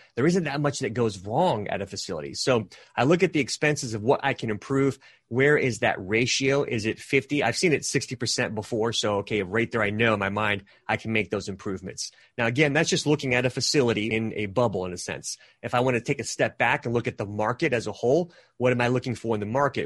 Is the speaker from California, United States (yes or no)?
yes; California, United States; moved away; I'm actually originally from California